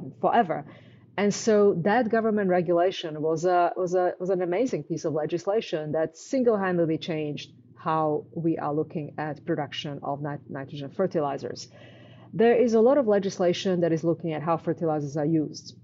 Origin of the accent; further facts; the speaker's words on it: Canada; I'm Canadian.